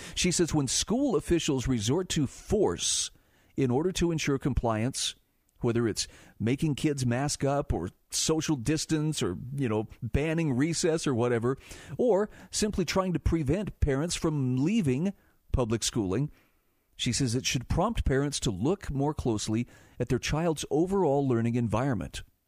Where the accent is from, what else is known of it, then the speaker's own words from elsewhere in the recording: Utah, United States; my home state of Utah